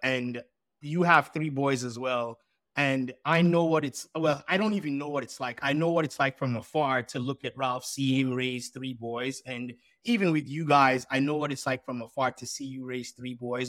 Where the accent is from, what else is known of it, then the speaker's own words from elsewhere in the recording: Sierra Leone; now in United States; I was born in Sierra Leone and I had a Sierra Leonean passport